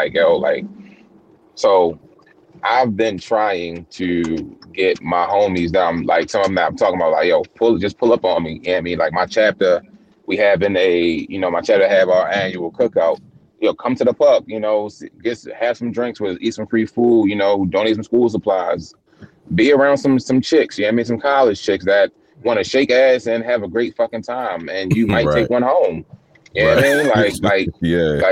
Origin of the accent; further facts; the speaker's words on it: Baltimore, Maryland, United States; me being from where I'm from, in Baltimore, like West Baltimore City